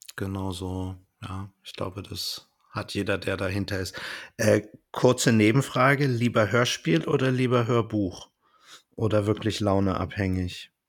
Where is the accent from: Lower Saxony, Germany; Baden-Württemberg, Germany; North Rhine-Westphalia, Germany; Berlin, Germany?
Berlin, Germany; für mich als Berliner